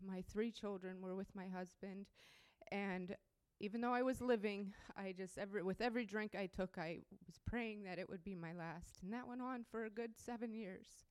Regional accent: Pittsburgh, Pennsylvania, United States; moved away; also born or lived in Ohio; I'm from around Pittsburgh, Pennsylvania, actually. Um, I just moved from Ohio, but um, I grew up in Pittsburgh.

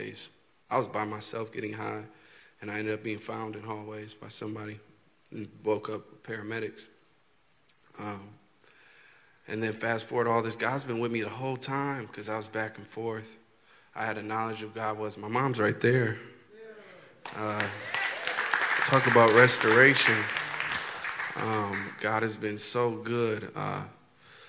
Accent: Milwaukee, Wisconsin, United States; from Milwaukee

